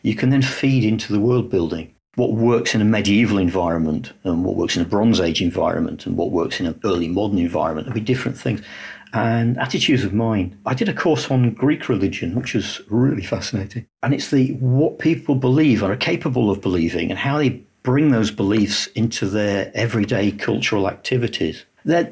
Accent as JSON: {"language": "English", "town": "Lincoln", "region": "East Midlands", "country": "United Kingdom", "tie": "born or raised there", "said": "I was actually from Lincoln. Lincoln was a industrial, heavy industry. My father worked for a company that made excavators"}